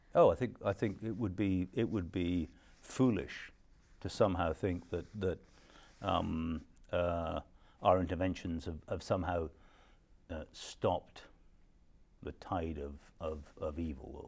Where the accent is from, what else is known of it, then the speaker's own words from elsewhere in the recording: Scotland, United Kingdom; I'm a Scot